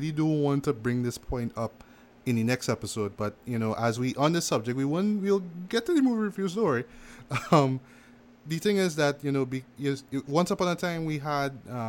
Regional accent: West Coast, United States; I'm from West Coast, but I don't have to sound like that. I'm going to try something a little different, but I'm still going to stay true to those West Coast roots.

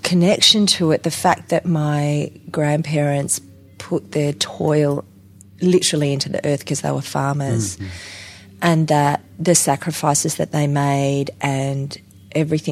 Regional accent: Adelaide, South Australia, Australia; also born or lived in Whyalla / Port Pirie; I grew up in Adelaide during the Don Dunstan years when drama was taught at primary schools, when we moved to Adelaide

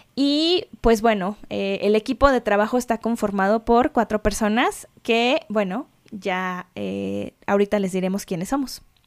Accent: Mexico City, Mexico; moved away; also born or lived in London; soy mexicana de la Ciudad de México

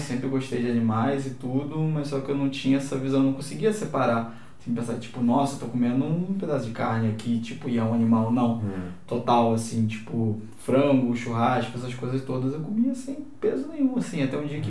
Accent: Rio de Janeiro, Brazil; moved away as an adult; eu não sou daqui, né? Sou do Rio

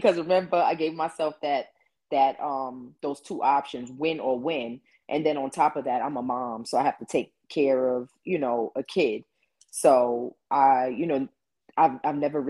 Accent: New York City, New York, United States; I'm from Queens originally

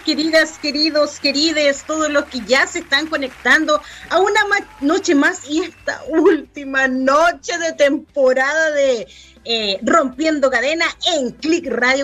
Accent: Chile; somos las chilenas

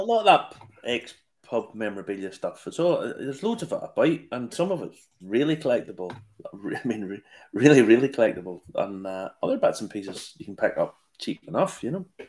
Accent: Ballymena, Northern Ireland, United Kingdom; my hometown is ballymena

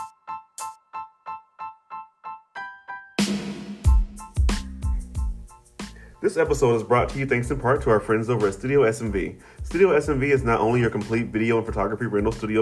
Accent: United States; I'm an American

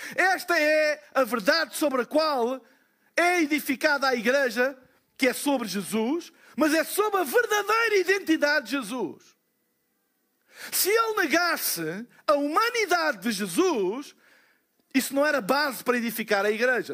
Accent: Portugal; nós somos, como portugueses

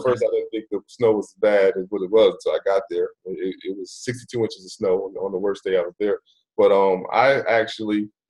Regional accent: New Jersey, United States; moved away as an adult; also born or lived in Buffalo, New York / North Florida; I live right there in Jersey.

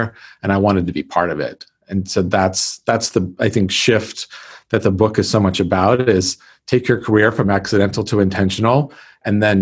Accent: California, United States; moved away as an adult; also born or lived in Texas / Florida; I'm from California.

